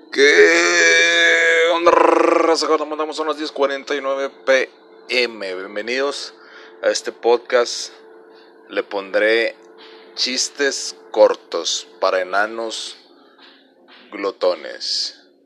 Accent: northern Mexico, Mexico; nuestro nuestro acento

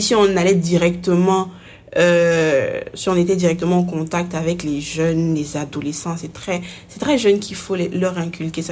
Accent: Côte d’Ivoire; Je suis ivoirienne, mais je ne suis pas citoyenne.

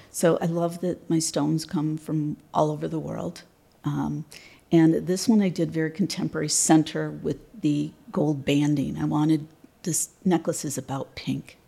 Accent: just outside of Detroit, Michigan, United States; I'm from Michigan, um, just outside of Detroit. Was born there and um, currently reside there.

